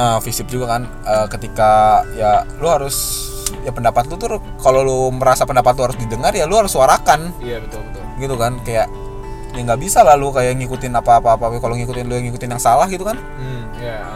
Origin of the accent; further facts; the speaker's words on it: Bogor, West Java, Indonesia; gue dari Bogor